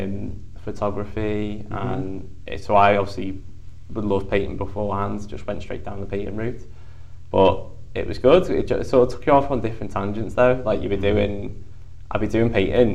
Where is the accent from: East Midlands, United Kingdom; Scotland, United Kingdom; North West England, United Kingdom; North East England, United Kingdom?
North West England, United Kingdom; the Wirral, Merseyside; I was born over there on the Wirral.